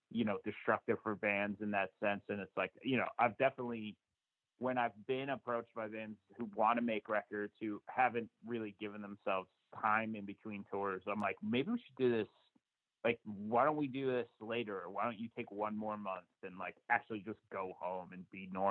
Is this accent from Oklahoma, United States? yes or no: no; New Jersey, United States; I lived in New Jersey my entire life. I was born in like Central Jersey, and, you know, lived up to there through high school